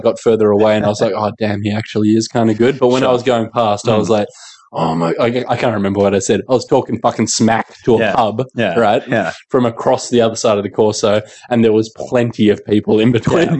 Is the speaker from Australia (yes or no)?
yes; Manly, New South Wales, Australia; born or raised there